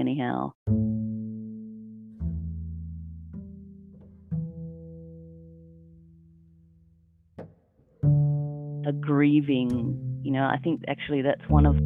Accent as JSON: {"language": "English", "town": "Lismore", "region": "New South Wales", "country": "Australia", "tie": "born or raised there", "also_born_or_lived": "Tasmania", "lives_now": "Lismore, Australia", "said": "I am one of the curators at Lismore Regional Gallery. I was born in Lismore"}